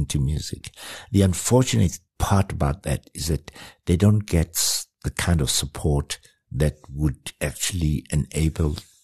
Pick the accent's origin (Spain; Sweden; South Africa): South Africa; I introduced myself as a South African musician